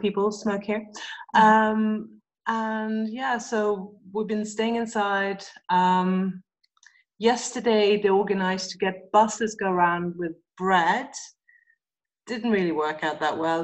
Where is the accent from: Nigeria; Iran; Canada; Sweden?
Sweden; also born or lived in England; now in Amman, Jordan; I'm from Sweden